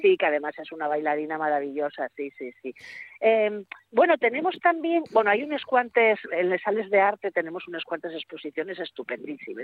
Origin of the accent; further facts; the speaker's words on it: Gijón, Asturias, Spain; Yo que soy de Puerto de Mar